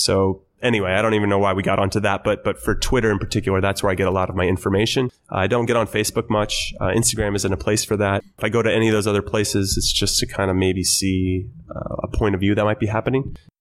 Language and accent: English; Temple City, California, United States; born or raised there